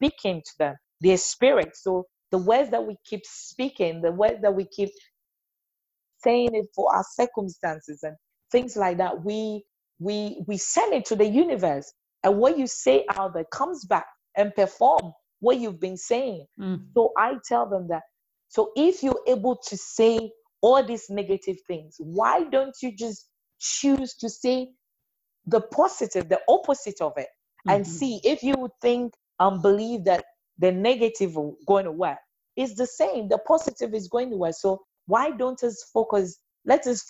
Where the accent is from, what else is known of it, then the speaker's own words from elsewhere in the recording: Ghana; moved away; I'm Ghanaian, so I'll keep going back home